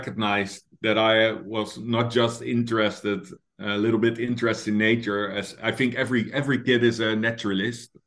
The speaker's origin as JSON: {"language": "English", "town": "The Hague", "region": "South Holland", "country": "Netherlands", "tie": "born or raised there", "said": "I grew up in Scheveningen, another very horrible name to pronounce, which is basically The Hague by the coast in the Netherlands"}